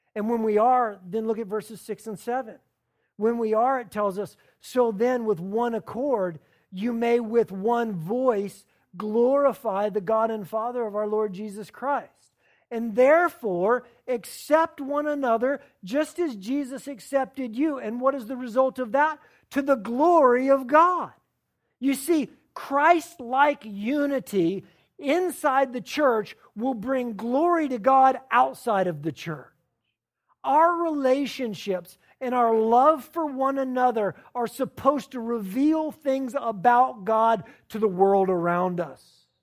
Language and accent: English; the South, United States; I'm from the South